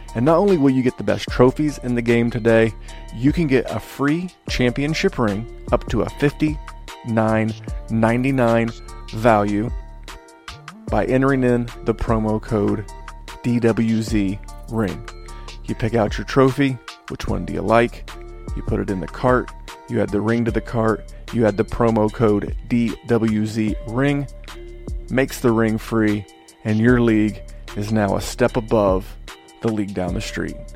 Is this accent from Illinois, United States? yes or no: no; Indiana, United States; in Indiana when I grew up